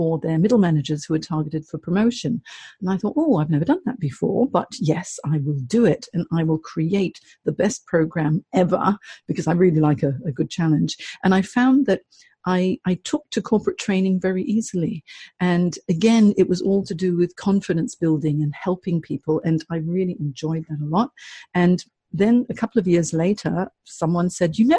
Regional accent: Hong Kong; moved away as an adult; also born or lived in United States / San Francisco, United States / London, United Kingdom / Singapore; I grew up in Hong Kong, and I'm half Chinese, half English

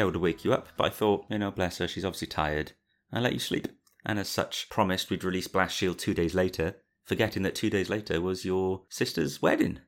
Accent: Cardiff, Wales, United Kingdom; we're all from around the Cardiff area

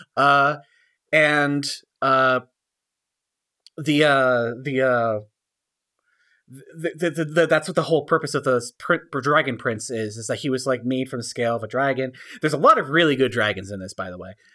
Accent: United States; I'm an American. I'm a white guy in America

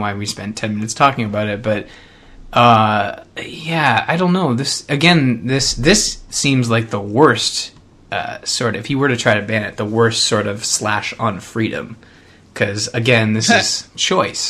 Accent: Canada; being Canadian

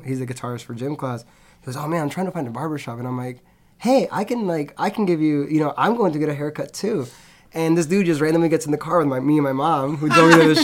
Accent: Hartford, Connecticut, United States; I'm from Hartford, Connecticut

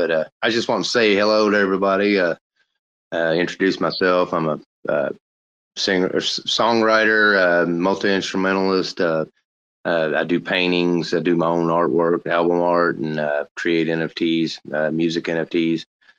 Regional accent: Louisville, Kentucky, United States; Kentucky. Louisville. Louisville.

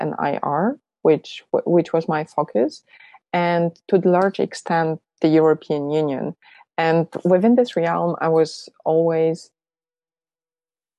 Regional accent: Poland; moved away; I'm originally from Poland

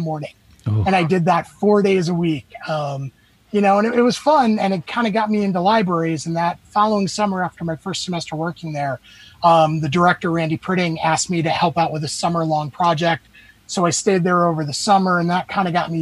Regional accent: Baiting Hollow, New York, United States; moved away as an adult; now in Albany, United States; I grew up in Baiting Hollow, went to Riverhead schools

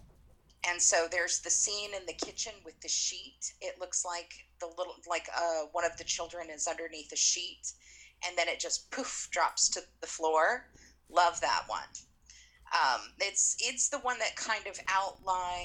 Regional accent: Utah, United States; Where I grew up in Utah

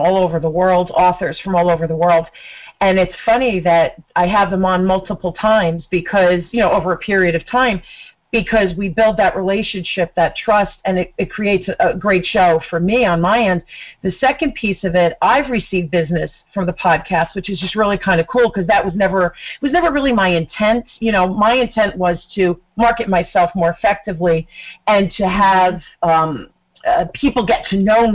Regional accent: New Jersey, United States; accent: mid-Atlantic; New Jersey, born and raised. I'm a Jersey girl.

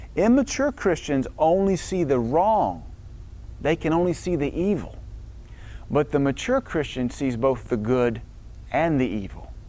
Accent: the South, United States; I was brought up in the South

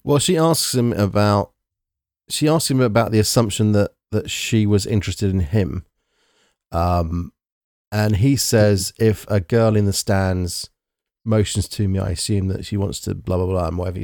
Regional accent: United Kingdom

